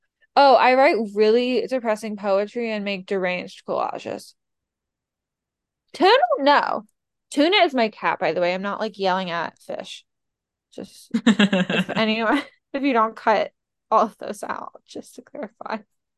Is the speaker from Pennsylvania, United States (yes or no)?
yes; Pennsylvania, United States; I'm from Central Pennsylvania. How'd you know?